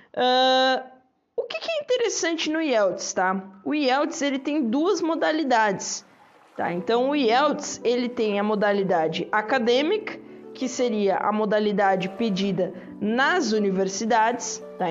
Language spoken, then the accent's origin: Portuguese; Brazil; nós somos brasileiros